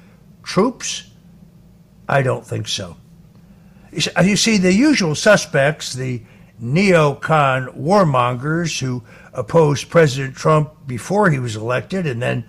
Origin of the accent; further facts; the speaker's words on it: New Jersey, New York metropolitan area, United States; where I grew up in the New York, New Jersey, Connecticut area